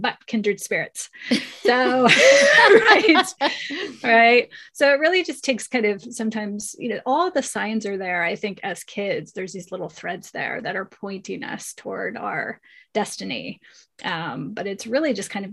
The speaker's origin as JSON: {"language": "English", "region": "Pennsylvania", "country": "United States", "tie": "born or raised there", "also_born_or_lived": "California", "moved": "as an adult", "said": "I grew up in Pennsylvania"}